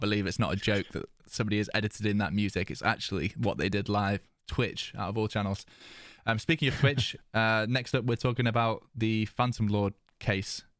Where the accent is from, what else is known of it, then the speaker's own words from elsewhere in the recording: United Kingdom; being British